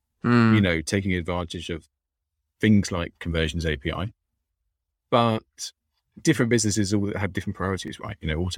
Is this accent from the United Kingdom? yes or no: yes; London, United Kingdom; accent: London; now in Austin, United States; I've got my London accent as well. I'm from London, but I am in Austin